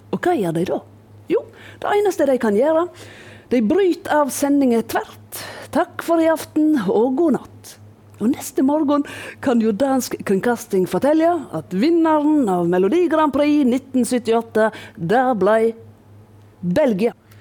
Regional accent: Voss, Vestland, Norway; heime på Voss

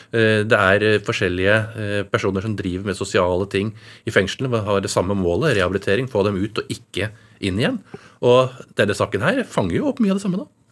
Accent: Oslo, Norway; Jeg vokste opp i Oslo hele tiden

